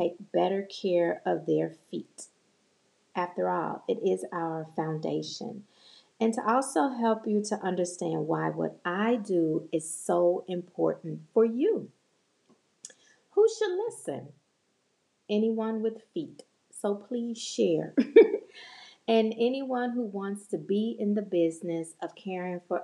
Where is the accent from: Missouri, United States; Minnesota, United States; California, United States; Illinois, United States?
Illinois, United States; Chicago; now in North Dallas, United States; I was born and raised in Chicago